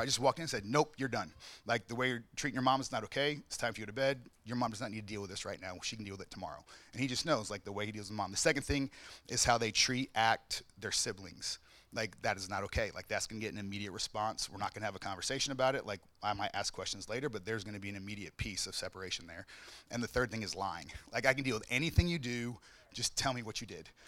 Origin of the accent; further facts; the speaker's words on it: the South, United States; I grew up in the South, so discipline was like always, all the time.